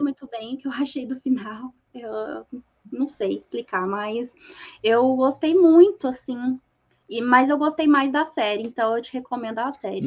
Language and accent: Portuguese; Uberlândia, Minas Gerais, Brazil; accent: mineiro; Eu sou de Uberlândia, Minas ah. Gerais. Aí vocês perceberam todo o sotaque mineiro